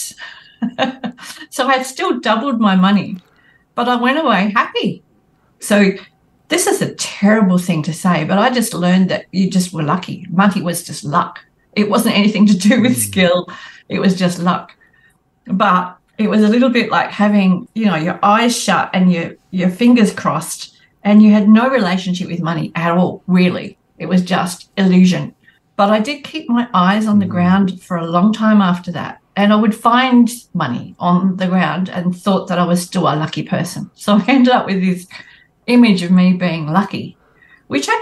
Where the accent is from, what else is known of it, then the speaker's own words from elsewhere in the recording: Northern Wheatbelt, Western Australia, Australia; I grew up in the Northern Wheatbelt in Western Australia